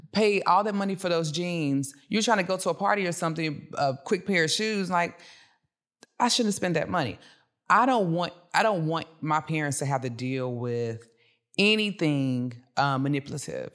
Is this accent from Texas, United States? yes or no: yes; Dallas, Texas, United States; also born or lived in Cedar Hill; I'm from Dallas